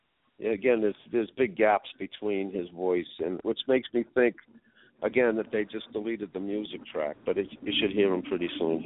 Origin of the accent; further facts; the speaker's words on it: Roxbury, Massachusetts, United States; especially for a kid growing up in Roxbury